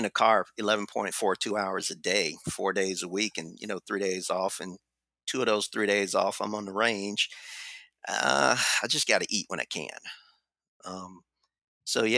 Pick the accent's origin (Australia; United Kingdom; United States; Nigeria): United States; the South; I'm from the South